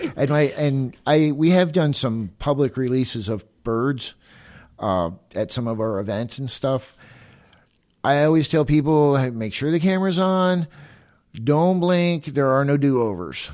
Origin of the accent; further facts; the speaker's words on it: Florida, United States; moved away; I'm originally from Florida